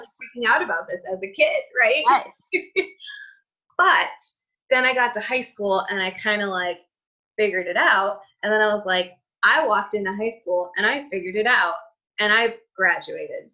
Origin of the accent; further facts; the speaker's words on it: United States; my culture as an American, like we hug